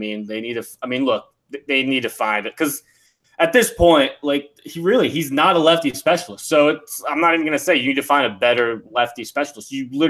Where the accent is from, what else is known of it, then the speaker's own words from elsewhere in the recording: Florida, United States; As a Florida native